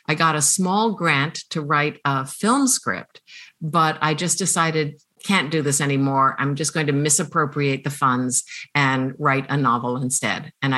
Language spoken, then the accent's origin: English; United States; oh, I'm actually an American